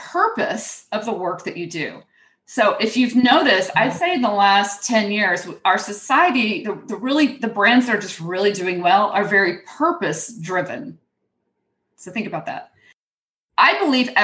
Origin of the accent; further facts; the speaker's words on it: Houston, Texas, United States; accent: twang; moved away; I grew up in Houston